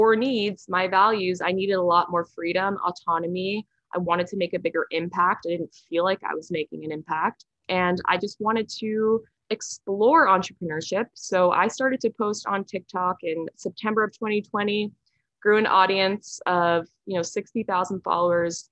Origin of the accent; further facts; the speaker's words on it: Westchester, New York, United States; also born or lived in San Francisco; now in Stamford, United States; I am from Westchester, New York, but I'm currently living in Stamford, Connecticut